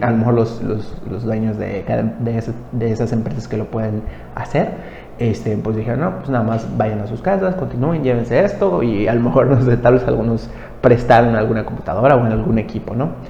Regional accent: Mexico; yo soy de México

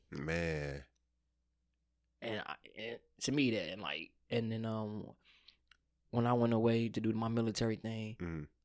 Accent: South Holland, Illinois, United States; also born or lived in Calumet City, Illinois; I grew up in South Holland for mm-hmm. the most part, and that's not we can say South Holland is probably the last suburb, really good suburb left out of you know out of the South suburb. Then I moved to Calumet City.

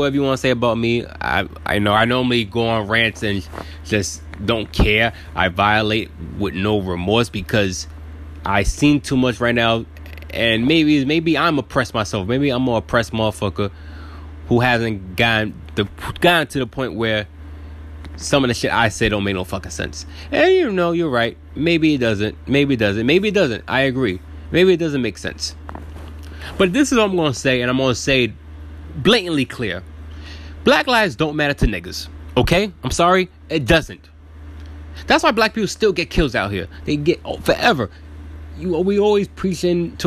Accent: New York City, New York, United States; I was born in Brooklyn, New York, 1989

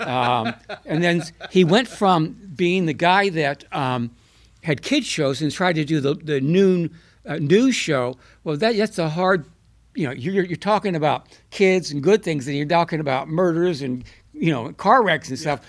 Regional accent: Buffalo, New York, United States; moved away; also born or lived in Mount Vernon, Illinois; I'm a New Yorker

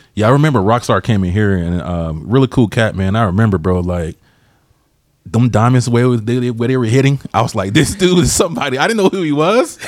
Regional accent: Georgia, United States; moved away; I'm from Georgia originally

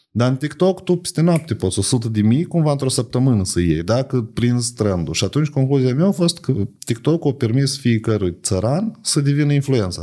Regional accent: Moldova; noi ca moldoveni

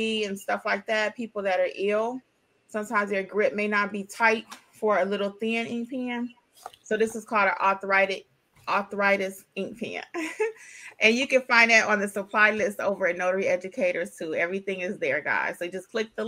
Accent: Detroit, Michigan, United States; moved away; I'm originally from Detroit.

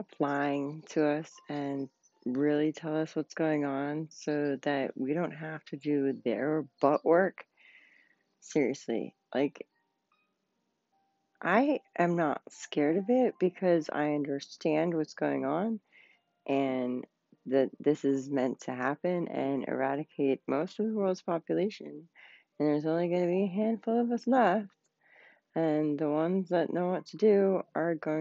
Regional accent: Pennsylvania, United States; Pennsylvania. It is in my home state

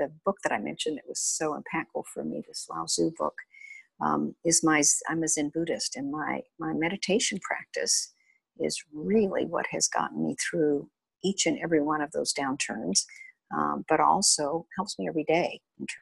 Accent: West Texas, United States; I grew up in West Texas in oil fields

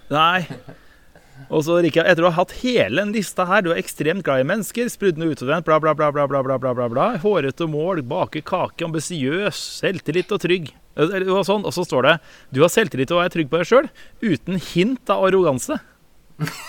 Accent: Råde, Østfold, Norway; hjemme i Råde i Østfold

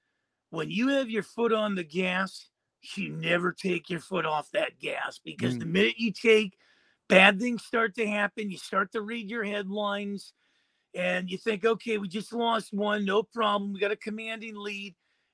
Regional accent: Pittsburgh, Pennsylvania, United States; I'm from Pittsburgh.

